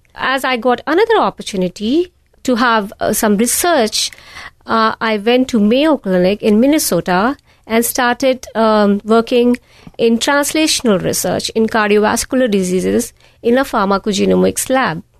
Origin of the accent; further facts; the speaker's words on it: India; moved away as an adult; also born or lived in New York; now in United States; I was born and raised in a small town in the foothills of Himalayas